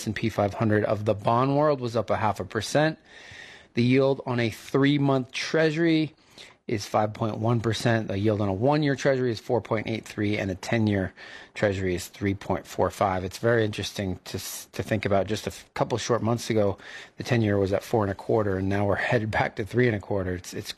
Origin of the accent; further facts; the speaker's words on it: New England, United States; moved away; I grew up in New England